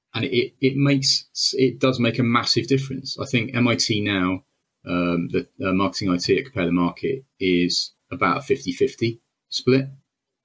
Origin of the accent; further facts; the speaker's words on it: Wales, United Kingdom; I'm Welsh